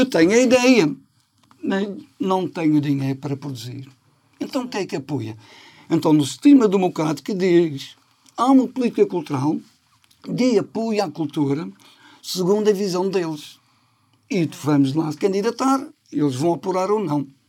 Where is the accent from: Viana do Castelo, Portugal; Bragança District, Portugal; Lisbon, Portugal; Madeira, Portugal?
Madeira, Portugal; nós, na ilha, que é portuguesa. Somos madeirenses, portugueses, europeus